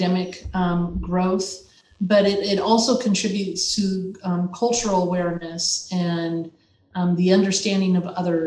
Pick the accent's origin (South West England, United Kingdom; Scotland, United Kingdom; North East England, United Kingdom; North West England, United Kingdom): North East England, United Kingdom; Northumberland; I grew up in northeast of England, in Northumberland, in a little town called Newbury